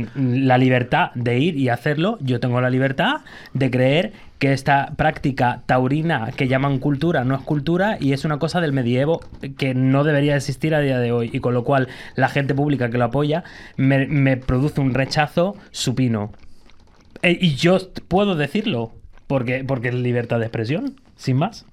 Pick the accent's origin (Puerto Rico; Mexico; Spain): Spain; Gran Canaria, Canary Islands; now in Madrid, Spain; yo nací, bueno, nací aquí en Madrid, pero viví en Gran Canaria durante mucho tiempo